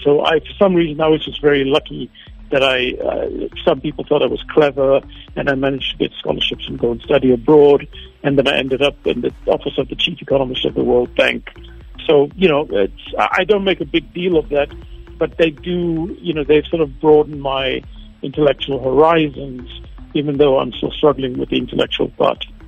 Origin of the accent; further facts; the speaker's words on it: South Africa; moved away; I never felt uh, quite at home in my community as a child. And now I come back to a country that, that seems really alien to me. Well, I came back 10 years ago